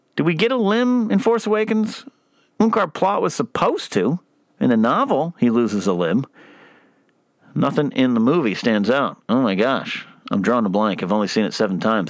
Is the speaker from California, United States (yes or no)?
yes; Arroyo Grande, California, United States; My hometown of Aurora Grande and San Luis Obispo, Pismo Beach